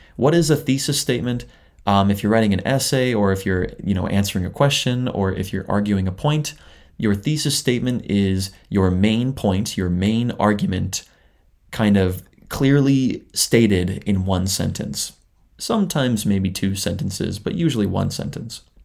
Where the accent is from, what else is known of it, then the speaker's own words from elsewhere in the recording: Canada; moved away as an adult; now in Japan; I'm a Canadian living in Japan.